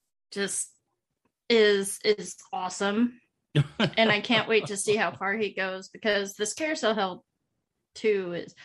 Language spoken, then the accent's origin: English; Alaska, United States; Because I'm from Alaska. Actually, I am in Alaska.